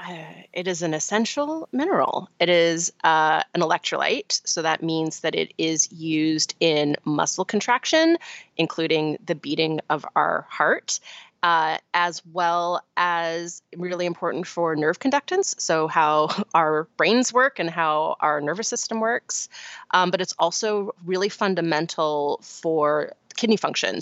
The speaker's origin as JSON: {"language": "English", "area": "Vancouver Island", "region": "British Columbia", "country": "Canada", "tie": "born or raised there", "said": "I grew up on Vancouver Island in Canada"}